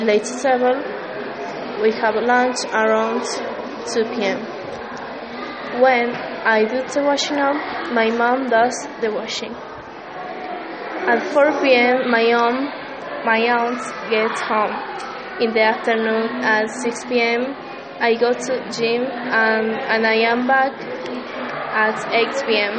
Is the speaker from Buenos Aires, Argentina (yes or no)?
no; Salta, Argentina; English is a second language; I'm from Argentina.